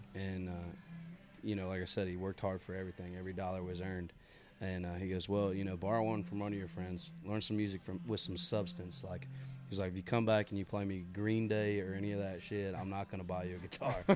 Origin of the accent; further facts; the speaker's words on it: Mechanicsville, Maryland, United States; I'm from Mechanicsville, Maryland, which is like right on the Maryland Virginia line